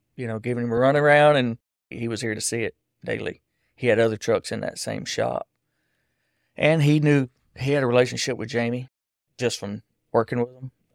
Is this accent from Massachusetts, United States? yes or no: no; Texas, United States; now in Hallsville, United States; I grew up in Allegiant Field, Texas